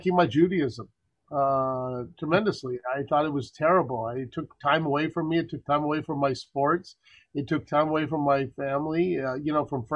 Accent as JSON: {"language": "English", "town": "El Paso", "region": "Texas", "country": "United States", "tie": "born or raised there", "moved": "yes", "lives_now": "Livingston, New Jersey, United States"}